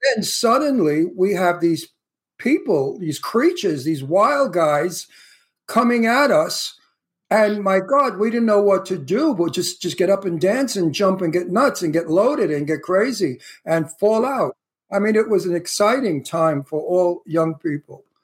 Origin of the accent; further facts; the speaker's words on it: New York City, New York, United States; moved away; also born or lived in Astoria, Queens / Bayside, Queens; I'm from Red Hook, the next town over.